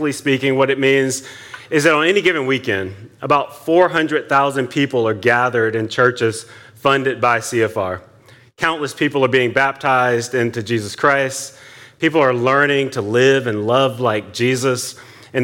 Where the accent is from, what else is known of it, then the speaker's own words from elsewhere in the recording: Atlanta, Georgia, United States; moved away as an adult; now in Silver Spring, United States; I'm from Atlanta, but we moved here 2 years ago